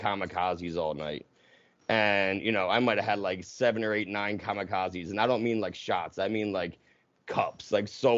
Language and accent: English; right outside of Philadelphia, New Jersey, United States; I grew up right outside of Philadelphia, like, minutes, and in Jersey